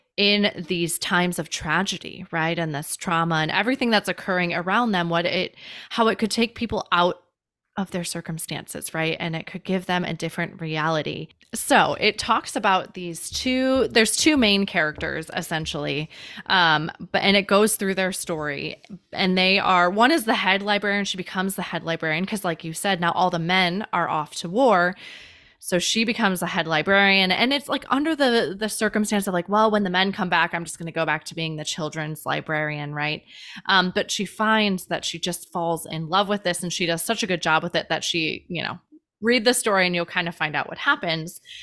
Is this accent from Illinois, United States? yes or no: yes; Chicago, Illinois, United States; moved away; also born or lived in Hawaii; I grew up in Chicago